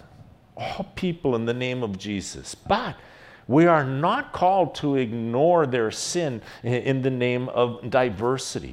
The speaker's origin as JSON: {"language": "English", "country": "United States", "said": "As an American"}